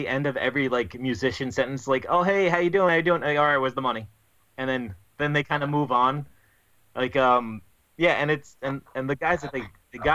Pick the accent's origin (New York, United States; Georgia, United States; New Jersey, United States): New York, United States; I'm from New York, so we just say mean things.